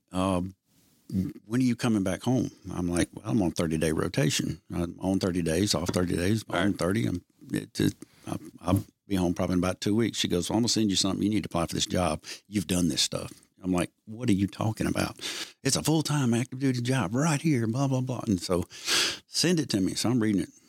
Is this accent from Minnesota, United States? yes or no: no; Edwards, Mississippi, United States; I was from Edwards, Mississippi